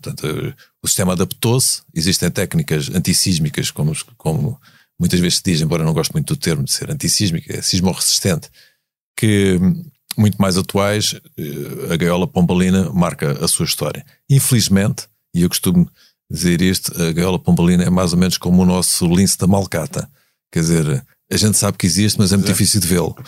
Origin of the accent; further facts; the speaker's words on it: Algarve, Portugal; eu sou algarvio, portanto conheço mais ou menos a, a, a, o que se lá faz